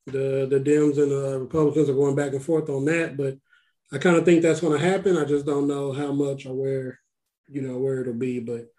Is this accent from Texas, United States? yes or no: yes; Texas, United States; Yeah, we're all from Texas, so you know Juneteenth is a big deal out here